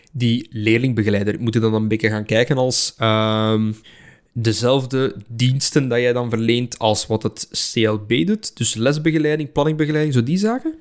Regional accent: near Halle, Flanders, Belgium; ik heb gezeten op Don Bosco Halle. En daar zijn een aantal docenten die nog altijd in mijn privésfeer. die wonen in mijn geboortedorp

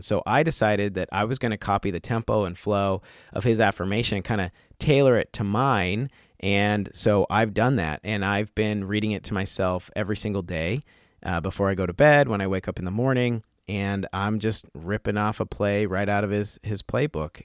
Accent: Colorado, United States; I grew up in Colorado

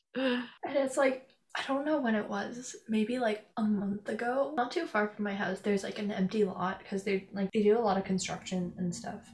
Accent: Canada; I'm from Canada

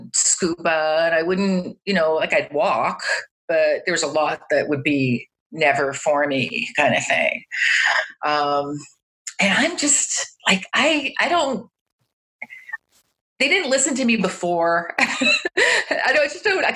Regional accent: Toronto, Ontario, Canada; also born or lived in Montreal; I'm from Toronto in Canada

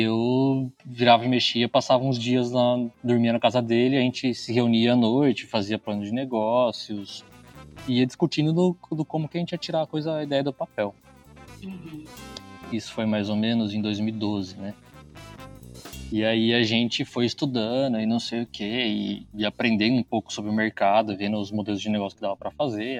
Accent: Bragança Paulista, São Paulo, Brazil; moved away as an adult; now in Campinas, Brazil; Eu sou de Bragança Paulista

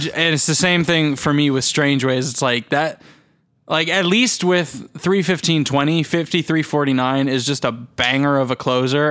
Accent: United States; we're American

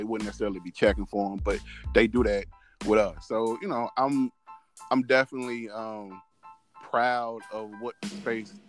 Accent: St. Louis, Missouri, United States; I'm from St. Louis. St. Louis has been the murder capital of the country.

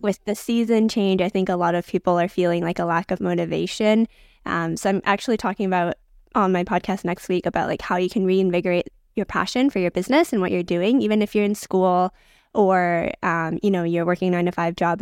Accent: Vancouver, British Columbia, Canada; I was born and raised in Vancouver

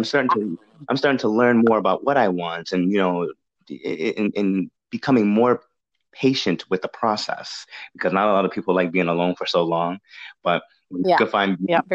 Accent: New England, United States; moved away; I'm from the New England area as well. I was that's where I was raised

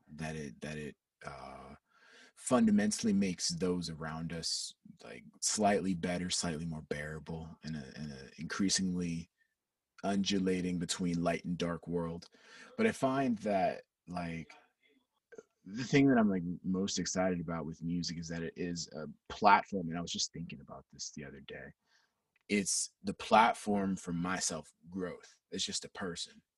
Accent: Peachtree City, Georgia, United States; born and raised. Born and raised in Atlanta, Georgia.

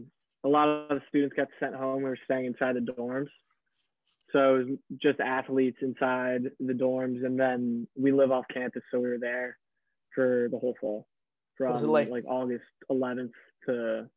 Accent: Greenwich, Connecticut, United States; I'm from Greenwich, Connecticut.

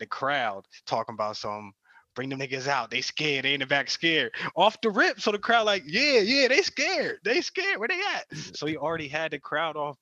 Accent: New Jersey, United States; I'm from Jersey.

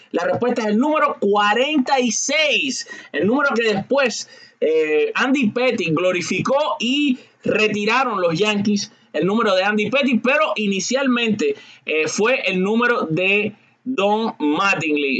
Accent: Cuba; al igual que yo soy cubano

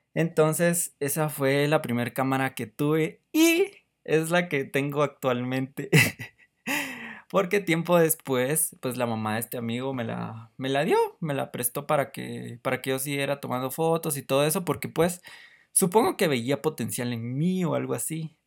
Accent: Guatemala; soy de Guatemala

